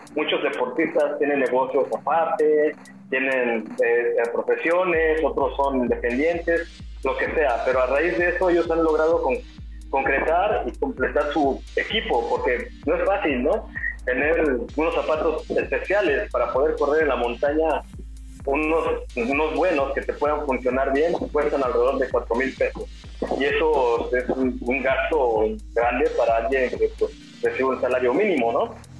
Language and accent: Spanish; Mexico City, Mexico; moved away; also born or lived in Puerto Vallarta; yo soy de la Ciudad de México